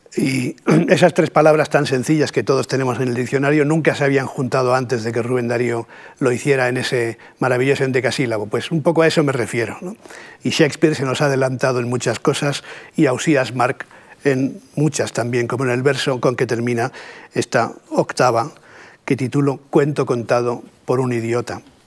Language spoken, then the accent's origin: Spanish; Catalonia, Spain; first language Spanish; los catalanes tenemos la ambigua fortuna también de ser bilingües, ¿no? de manera que mi primera lengua es el castellano, pero mi segunda lengua es el catalán